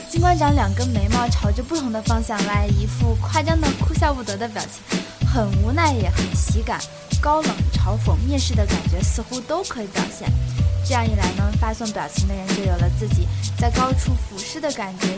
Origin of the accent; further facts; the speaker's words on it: China; 你比如说像我们中国人一直以来的家庭教育，还有传统文化